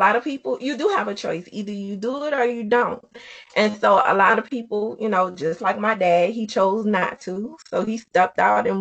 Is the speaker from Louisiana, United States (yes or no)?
yes; New Orleans, Louisiana, United States; I'm from New Orleans